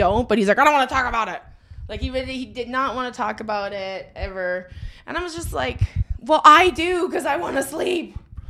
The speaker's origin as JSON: {"language": "English", "country": "Canada"}